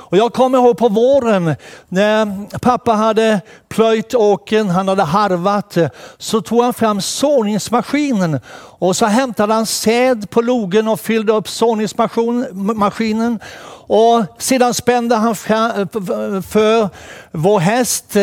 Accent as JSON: {"language": "Swedish", "region": "Småland", "country": "Sweden", "tie": "born or raised there", "said": "Som ni hörde tidigare så växte jag upp på en gård i Småland, Dorestorps gård, mellan Vetlanda och Växjö."}